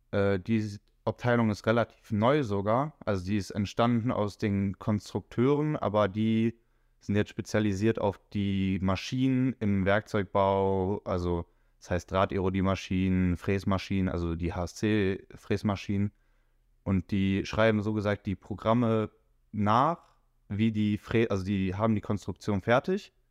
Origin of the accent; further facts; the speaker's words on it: Wuppertal, North Rhine-Westphalia, Germany; Ich bin 18 Jahre alt, ich komme aus Wuppertal